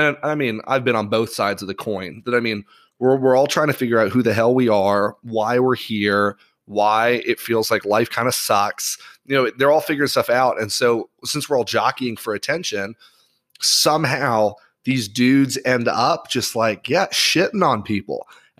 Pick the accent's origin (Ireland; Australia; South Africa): Ireland; So for those that are listening, I grew up in Ireland and I'm in a private school.